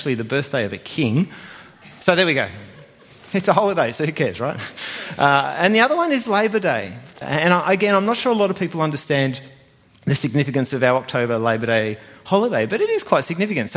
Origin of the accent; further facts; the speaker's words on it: New Zealand; now in Australia; I was born in New Zealand